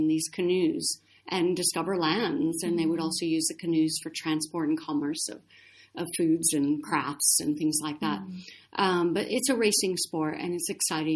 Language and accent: English; Nebraska, United States; moved away; also born or lived in California; I grew up in Nebraska in the Midwest with cornfields and no ocean.